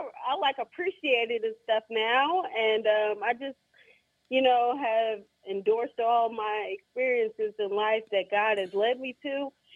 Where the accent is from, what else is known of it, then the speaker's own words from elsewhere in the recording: South Bend, Indiana, United States; No, I grew up in South Bend. I went to Clay High School.